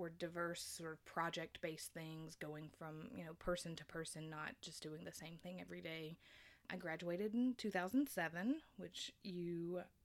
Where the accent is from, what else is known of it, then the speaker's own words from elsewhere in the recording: Middle Tennessee, United States; I'm originally from Middle Tennessee. I've lived here pretty much all of my life